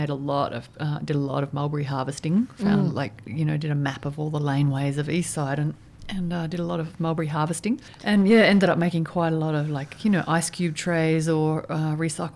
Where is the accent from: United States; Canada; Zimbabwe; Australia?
Australia; Victoria; growing up in Victoria